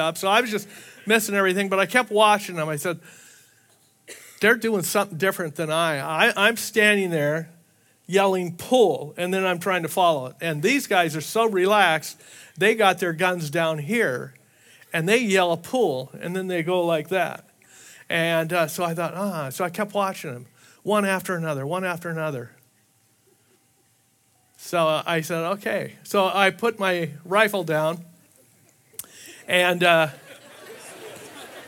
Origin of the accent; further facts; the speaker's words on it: Southern California, United States; moved away as an adult; also born or lived in Hawaii; I was raised in Southern California